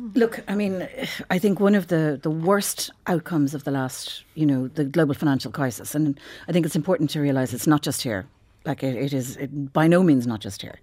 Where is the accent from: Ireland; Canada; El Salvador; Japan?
Ireland; for most people who regard themselves as Irish, we all kinda grew up, whether we were Catholics or whether we weren't, with the influence of the Catholic Church